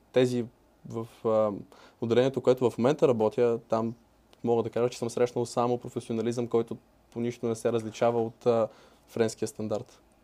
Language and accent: Bulgarian; Bulgaria; also born or lived in France; защото съм българин